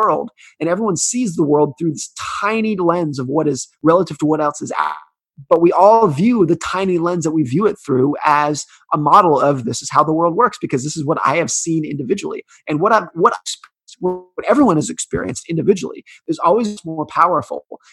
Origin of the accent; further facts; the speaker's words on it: United States; I was born in 1983 in the United States